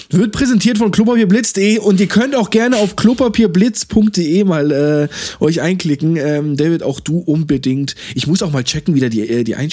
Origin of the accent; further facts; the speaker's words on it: Freiburg, Baden-Württemberg, Germany; ich bin auch Freiburger.